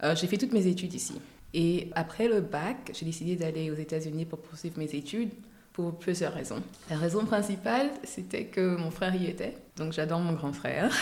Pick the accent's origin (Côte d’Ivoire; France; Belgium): Côte d’Ivoire; Abidjan; accent: Ivorian; also born or lived in United States; je viens d'Abidjan, qui est censé être, euh, ou de la Côte d'Ivoire